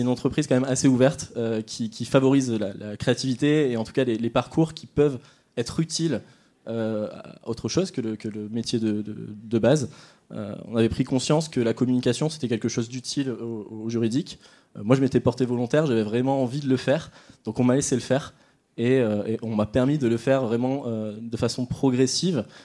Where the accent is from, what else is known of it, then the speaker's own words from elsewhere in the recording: Nord, Hauts-de-France, France; toujours au Nord, vous aurez compris, je suis nordiste